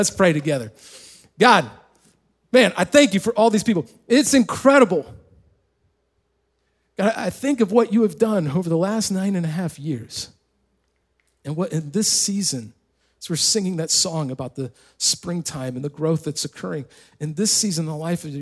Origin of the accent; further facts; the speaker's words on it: Indiana, United States; moved away; also born or lived in California; we actually won the small county tournament in the little county that I grew up in Indiana